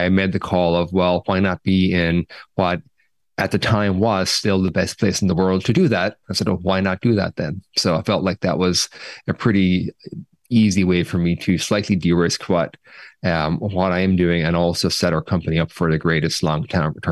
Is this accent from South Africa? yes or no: no; Cork, Munster, Ireland; also born or lived in Dublin; now in San Francisco, United States; I'm from Cork